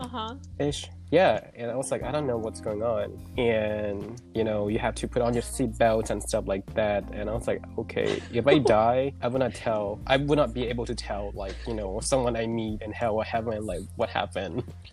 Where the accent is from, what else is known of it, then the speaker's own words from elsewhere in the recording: Thailand; now in United States; I was born and raised in Thailand. And I moved here to US